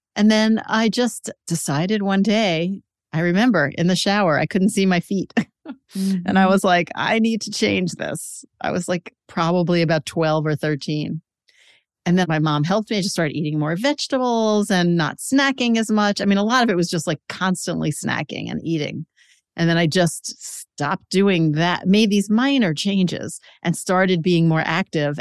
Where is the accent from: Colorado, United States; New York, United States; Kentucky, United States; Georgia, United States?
New York, United States; New York City; I grew up in Queens in a Jewish mm-hmm. family